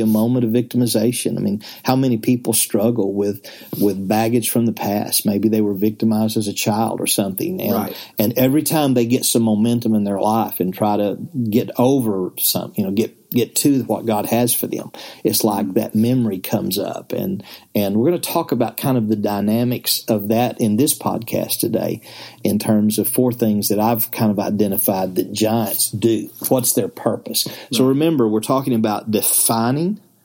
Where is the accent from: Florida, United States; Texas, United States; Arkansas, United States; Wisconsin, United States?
Arkansas, United States; the Ozarks; I'm from the Ozarks in Arkansas.